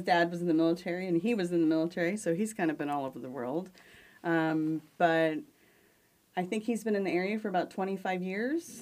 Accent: Junction City, Kansas, United States; we're from Junction City

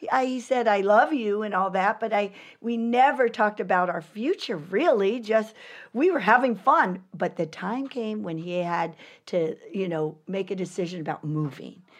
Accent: San Pedro, California, United States; I'm from San Pedro, California

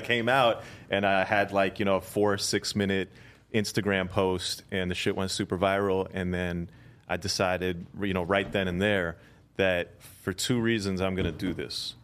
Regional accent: India; I'm from India

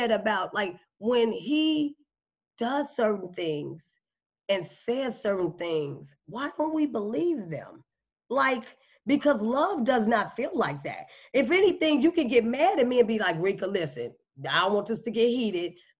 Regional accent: Chicago, Illinois, United States; moved away; I'm from Chicago

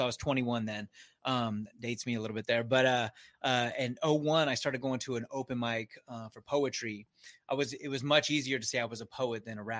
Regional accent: San Diego, California, United States; I grew up in Scripps, if you're familiar with Scripps Ranch

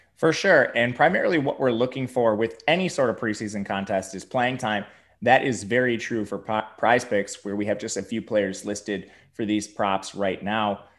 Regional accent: Milwaukee, Wisconsin, United States; I'm from Milwaukee.

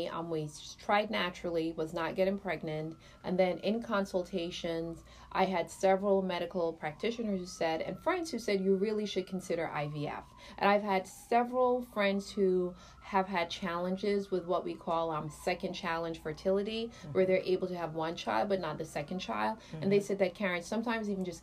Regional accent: Jamaica; I'm Jamaican

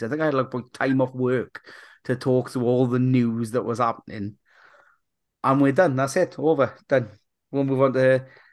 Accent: Wales, United Kingdom; as a Welshman

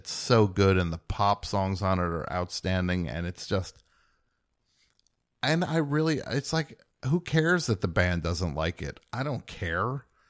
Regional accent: New Jersey, United States; I'm from New Jersey.

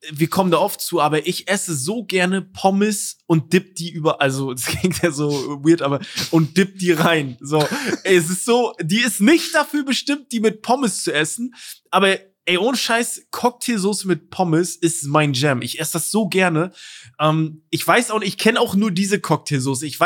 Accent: East Germany, Germany; Ich komme aus dem Osten, wir hatten da nicht viel.

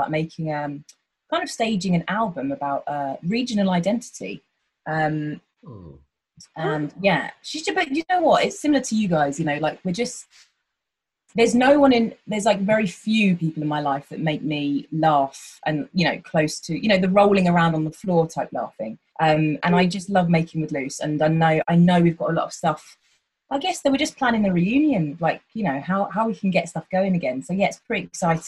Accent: Hertfordshire, East of England, United Kingdom; I'm from Hertfordshire

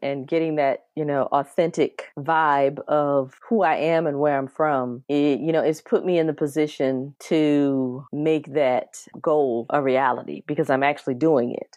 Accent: South Carolina, United States; an elementary school in my hometown of South Carolina

